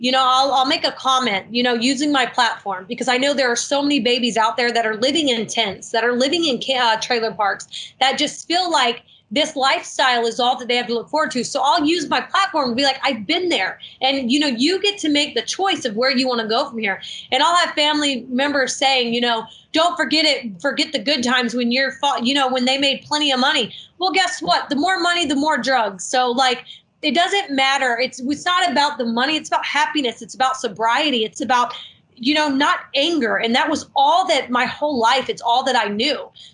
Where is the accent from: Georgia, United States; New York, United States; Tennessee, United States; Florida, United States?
Georgia, United States; Marietta; born there; I was born near Marietta, and at a very young age.